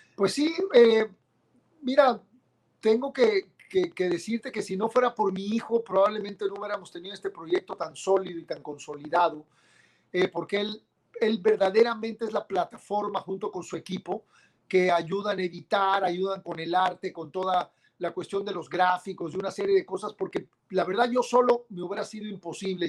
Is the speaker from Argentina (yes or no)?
no; Mexico